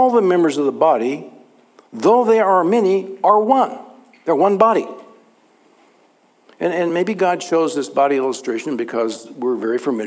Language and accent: English; Texas, United States; growing up in Texas